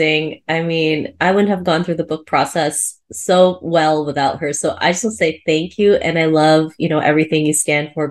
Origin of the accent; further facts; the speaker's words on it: Cebu, Central Visayas, Philippines; I was born in Cebu